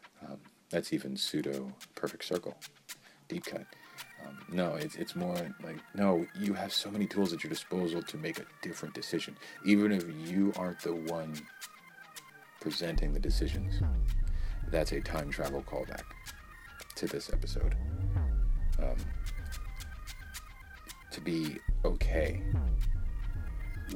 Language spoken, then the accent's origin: English; United States; I'm not Canadian, I'm American